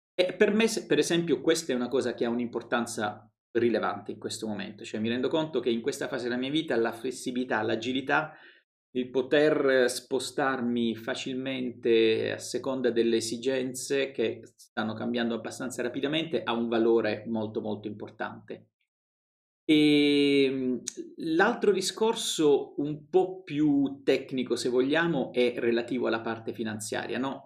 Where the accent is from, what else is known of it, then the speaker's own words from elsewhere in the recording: Apulia, Italy; moved away as an adult; also born or lived in Rome; io sono pugliese